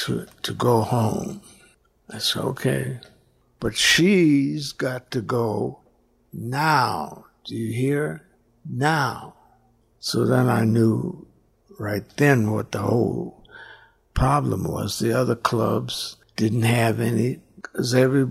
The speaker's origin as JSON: {"language": "English", "town": "Chicago", "region": "Illinois", "country": "United States", "moved": "yes", "said": "I'm from Chicago"}